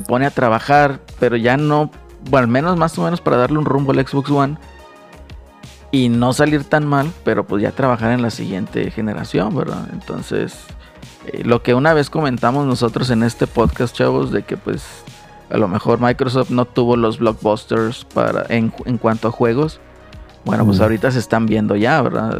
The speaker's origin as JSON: {"language": "Spanish", "town": "Monterrey", "region": "Nuevo León", "country": "Mexico", "said": "Como buenos regios"}